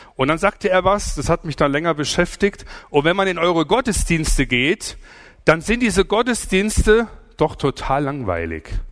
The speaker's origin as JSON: {"language": "German", "region": "Swabia", "country": "Germany", "said": "Ich komme aus dem Schwabenland"}